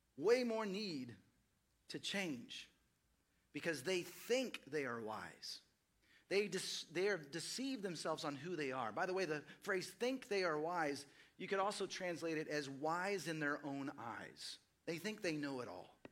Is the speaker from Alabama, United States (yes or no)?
no; Dallas, Texas, United States; moved away as an adult; also born or lived in Seattle / East Los Angeles; now in Austin, United States; I grew up in Dallas, Fort Worth